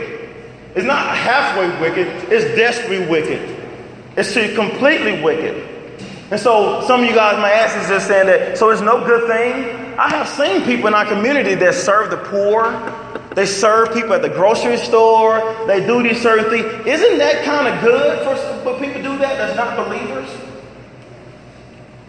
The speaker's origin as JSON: {"language": "English", "region": "Arkansas", "country": "United States", "said": "I'm from Arkansas and I got some country parents"}